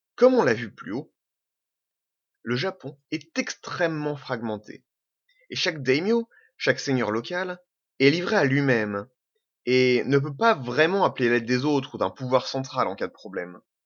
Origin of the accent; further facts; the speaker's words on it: Normandy, France; also born or lived in French Algeria; Je suis normand. Je suis pied noir. Je suis français.